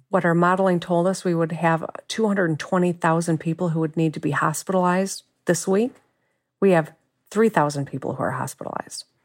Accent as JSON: {"language": "English", "region": "Michigan", "country": "United States", "tie": "born or raised there", "said": "lifelong Michigander. I've lived here my whole life"}